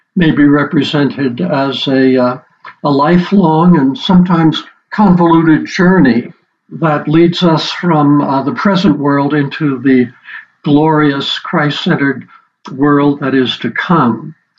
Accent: New York City, New York, United States; moved away as an adult; also born or lived in Nigeria; now in Denver, United States; I grew up in the Big Apple, so I'm a small town boy

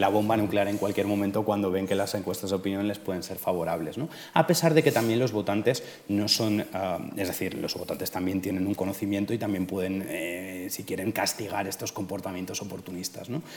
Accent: Majorca, Balearic Islands, Spain; yo soy precisamente mallorquín, con lo cual lo conozco de primera

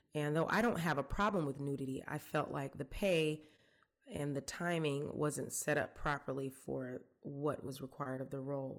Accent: College Park, Georgia, United States; also born or lived in Atlanta, Georgia; I grew up here in Georgia. I was born in Atlanta. I grew up in, I guess it was unincorporated College Park at the time.

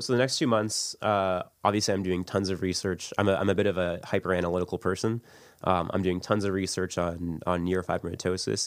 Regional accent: St. Catharines, Ontario, Canada; I grew up in Saint Catharines.

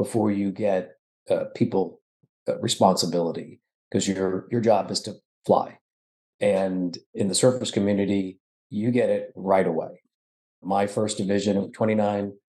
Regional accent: Florida, United States; I grew up in Florida.

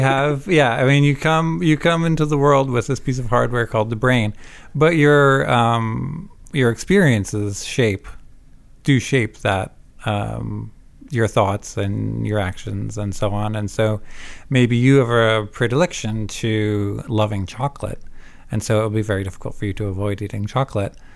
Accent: Vermont, United States; also born or lived in Savannah, Georgia / Canada / New Jersey; I'm not Canadian, but I did grow up in Vermont

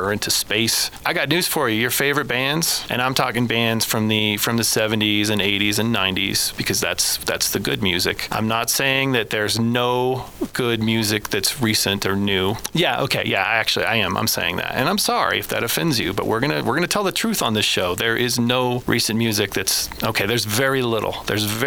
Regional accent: Woodland Park, Colorado, United States; I grew up here in Colorado. I was born in Colorado Springs

